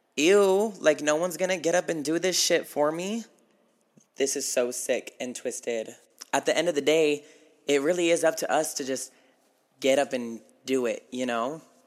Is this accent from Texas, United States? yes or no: no; Battle Mountain, Nevada, United States; moved away; my hometown